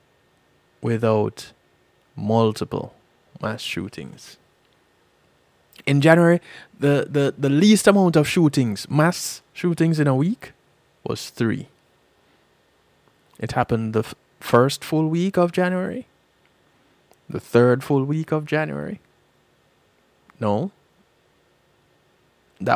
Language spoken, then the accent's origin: English; Jamaica; now in United States